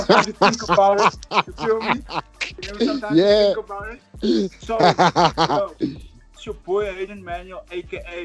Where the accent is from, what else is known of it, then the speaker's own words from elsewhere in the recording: Cape Town, Western Cape, South Africa; I grew up in Cape Town, southern suburbs, like a place called like Grassy Park